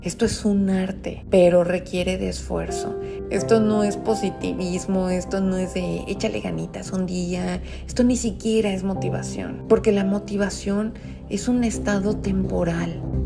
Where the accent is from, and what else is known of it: Mexico